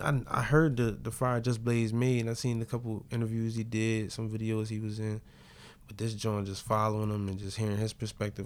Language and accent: English; Boston, Massachusetts, United States; I'm from Boston.